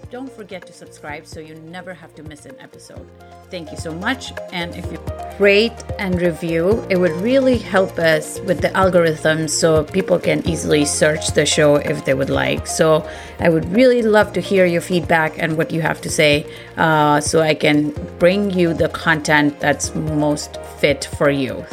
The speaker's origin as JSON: {"language": "English", "town": "Mumbai", "region": "Maharashtra", "country": "India", "tie": "born or raised there", "also_born_or_lived": "North Dakota / Manhattan, New York", "moved": "as an adult", "said": "I grew up in Bombay."}